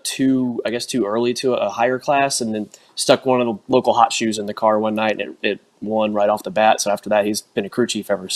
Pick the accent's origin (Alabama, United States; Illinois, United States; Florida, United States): Florida, United States; South; also born or lived in Inverness, Florida; I was from South Florida originally. Went to Hialeah when I was little